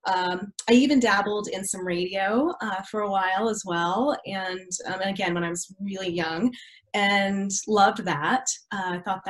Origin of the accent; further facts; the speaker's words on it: Colorado, United States; also born or lived in Kentucky / Dallas, Texas; When I was 12, I was here in Colorado, so I'm a semi-native. I actually am originally from Kentucky. My entire family was all born and bred in Kentucky, and a lot of them still live there to this day. We moved out here when I was probably 10